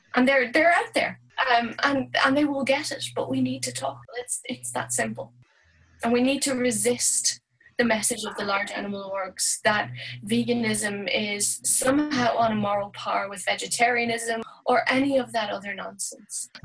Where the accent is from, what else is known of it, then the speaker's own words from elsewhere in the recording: Dublin, Leinster, Ireland; moved away as an adult; now in Galway, Ireland; i am Irish and I've been living in Ireland all my life. Dublin originally, but I've been living in Galway for about 12 years.